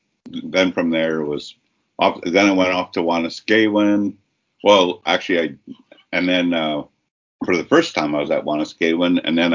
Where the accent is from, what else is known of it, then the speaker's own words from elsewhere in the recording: Ottawa, Ontario, Canada; moved away; also born or lived in Toronto / Montreal / Kingston / Victoria; I'm a member of the Peepeekisis First Nation near southern Saskatchewan, near Fort Qu'Appelle. But I was born and raised in Ottawa.